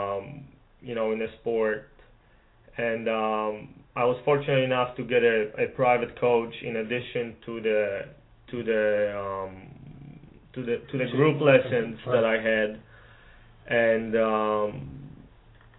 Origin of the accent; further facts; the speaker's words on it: Poland; moved away as an adult; now in Dallas, United States; I'm from Poland. I'm currently in law school at SMU. When I was little, my dad was a professional soccer player, mm-hmm. and my family always wanted me to play sports. You know, growing up in a communist country